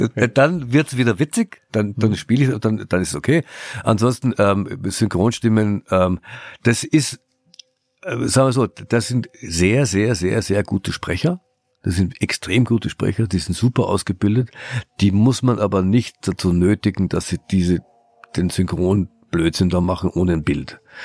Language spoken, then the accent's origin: German; Austria; moved away; also born or lived in Germany; in Österreich, Schande über, über mein, mein Heimatland